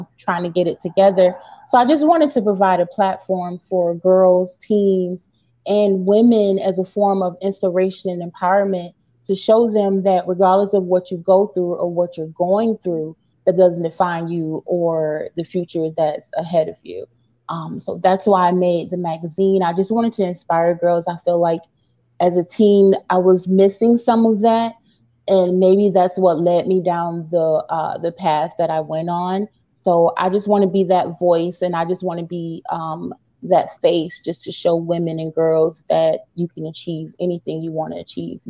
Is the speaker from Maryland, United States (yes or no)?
no; St. Petersburg, Florida, United States; now in Rochester, United States; I am originally from St. Petersburg, Florida, but I reside here now in Rochester, New York.